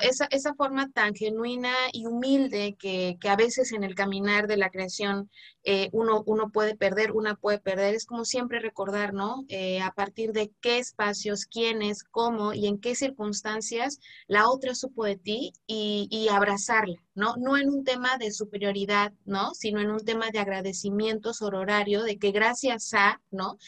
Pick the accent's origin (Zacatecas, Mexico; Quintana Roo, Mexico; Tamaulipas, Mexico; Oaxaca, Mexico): Oaxaca, Mexico; Zapotec community; en mi comunidad, en mi, en mi pueblo zapoteca